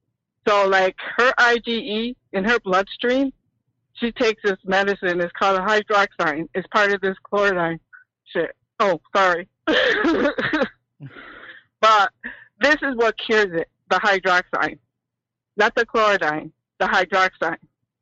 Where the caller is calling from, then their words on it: Rochester, New York, United States; Hi, I'm calling from Rochester, New York, upstate, not Cuomo State.